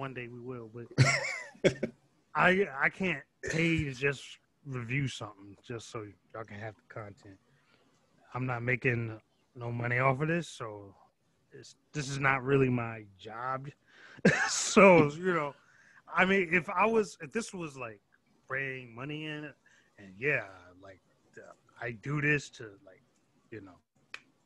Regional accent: Virginia, United States; now in North Carolina, United States; I'm from Virginia

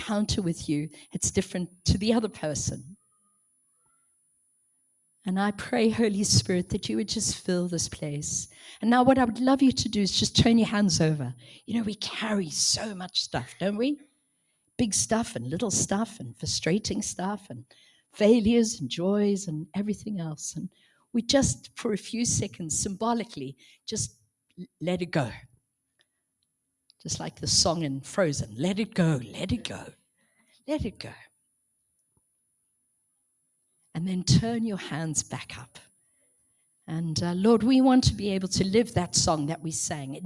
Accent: South Africa; now in Manchester, United Kingdom; I'm originally from South Africa

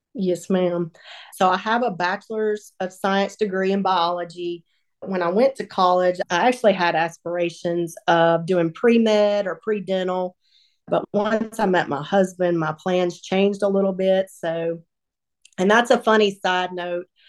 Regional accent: Northeast Texas, United States; moved away as an adult; now in Sumrall, Mississippi, United States; I was raised in Northeast Texas by two loving

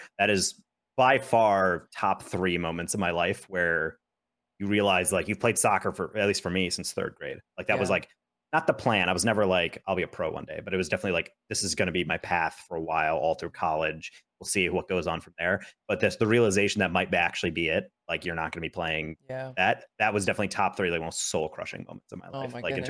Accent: New York, United States; So I went to a school that was in New York State, 40 minutes away from my hometown.

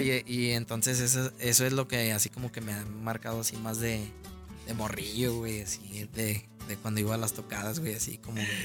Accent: León, Guanajuato, Mexico; originario soy de aquí, de León, Guanajuato

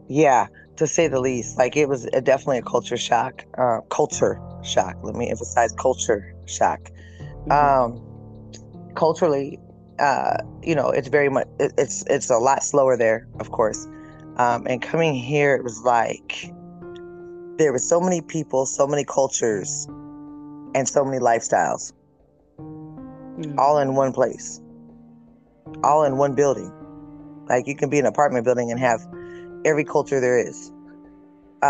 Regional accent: northeastern Washington, United States; moved away; also born or lived in California; I grew up in there was like 1,200 people in the town.

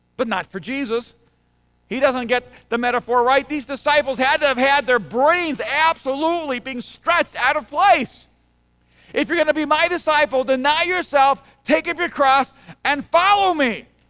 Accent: El Salvador; moved away; I'm from El Salvador.

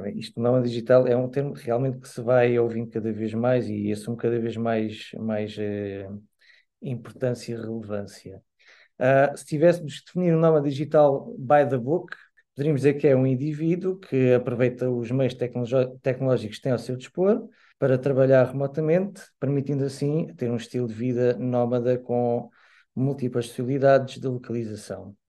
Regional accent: Lisbon, Portugal; now in Portimão, Portugal; nasci em Lisboa, mas já vivo cá há cerca de 24 anos.

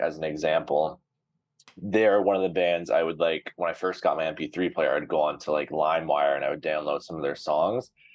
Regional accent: Brampton, Ontario, Canada; I grew up in Brampton, shout out Flower City

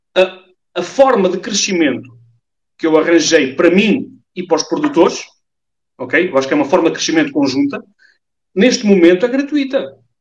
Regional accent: Portugal; porque eu sou português

